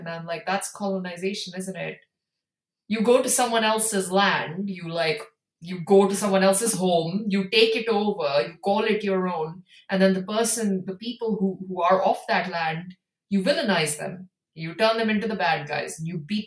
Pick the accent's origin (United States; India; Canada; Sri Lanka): India; I come from India